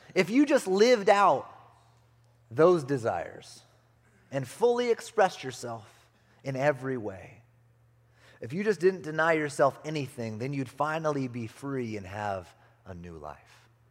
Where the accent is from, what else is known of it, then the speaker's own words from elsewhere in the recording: California, United States; moved away; also born or lived in Arizona; I grew up in California